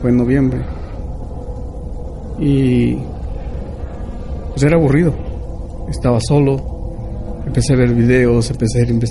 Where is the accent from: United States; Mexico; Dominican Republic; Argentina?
United States; y nosotros, nosotros creemos en el espiritualismo, soy, soy nativo americano, yo creo en el espiritualismo.